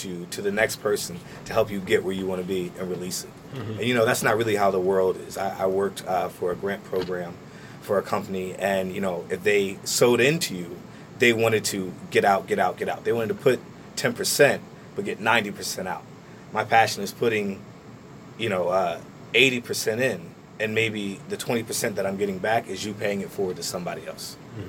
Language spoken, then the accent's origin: English; Trenton, New Jersey, United States; But I said, yeah, I'm from Trenton. And they said, oh, where? And I said, oh, over on Landing across from TC&J.